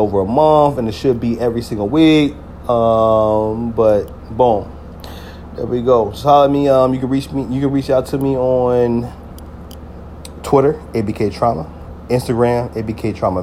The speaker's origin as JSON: {"language": "English", "region": "New Jersey", "country": "United States", "said": "when I came back to Jersey"}